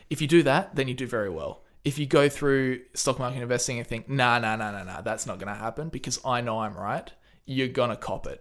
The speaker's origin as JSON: {"language": "English", "country": "Australia", "said": "It feels pretty awesome because we don't have much coronavirus."}